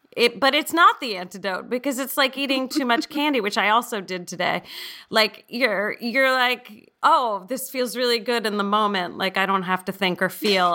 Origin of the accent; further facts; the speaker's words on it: San Francisco, California, United States; I grew up in San Francisco